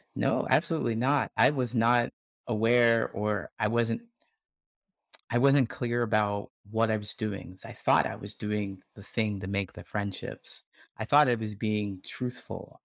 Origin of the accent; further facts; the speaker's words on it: Ohio, United States; moved away as an adult; I grew up in Ohio